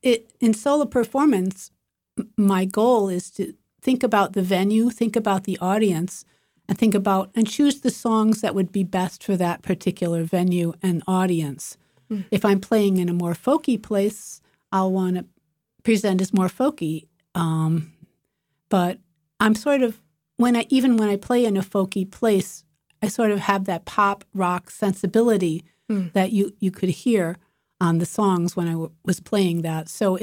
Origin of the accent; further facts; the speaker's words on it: Illinois, United States; now in Boston, United States; Well, I'm originally from Illinois, and I came here to go to Berklee College of Music. And Boston is about as different from where I grew up in the suburbs of Chicago, as you can imagine.